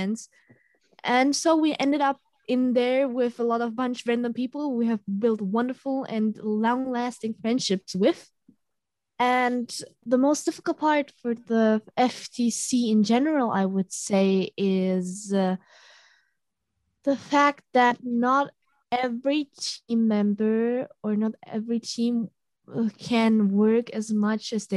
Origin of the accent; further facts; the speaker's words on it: Germany; we're from Germany